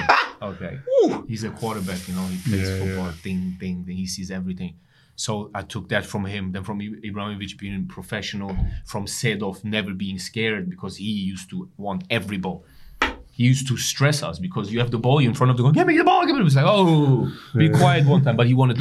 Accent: England, United Kingdom; I come from England, you know

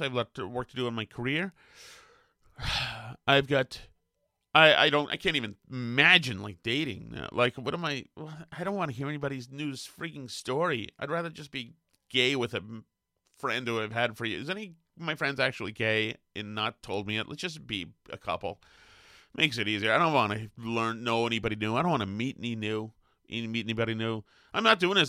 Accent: Winchester, Massachusetts, United States; I'm a spoiled fatty from fucking Winchester, Massachusetts

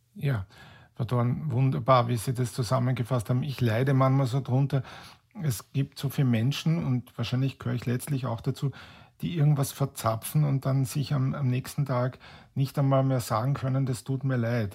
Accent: Vienna, Austria; bei uns in Wien über die Kärntnerstraße gehe

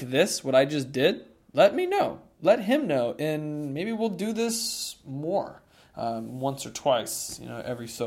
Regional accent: Boulder, Colorado, United States; it's in my hometown of Boulder

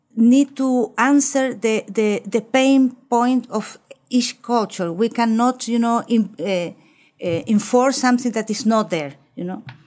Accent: Chile; also born or lived in Amsterdam, Netherlands; I was grow up in, in Chile. I was born in Chile.

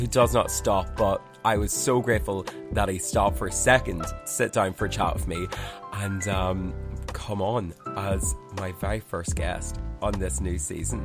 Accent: County Armagh, Northern Ireland, United Kingdom; now in Dublin, Ireland; oh, Armagh

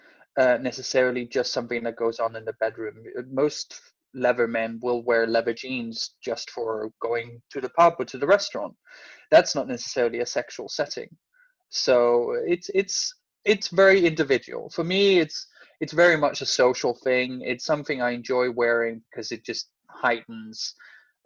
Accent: Denmark; moved away as an adult; also born or lived in Copenhagen, Denmark / Hertfordshire, United Kingdom; now in London, United Kingdom; I am originally from Denmark. I've lived in the UK since 2009. I lived in Copenhagen before I moved here.

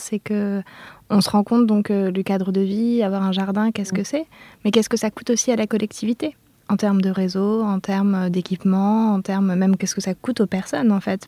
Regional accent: Clermont-Ferrand, Auvergne-Rhône-Alpes, France; moi je suis née à Clermont-Ferrand en plein centre-ville

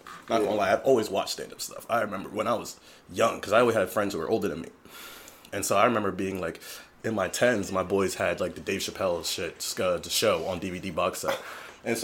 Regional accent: Camden, New Jersey, United States; I grew up in Camden, that just, like, connects right across from Ben Franklin.

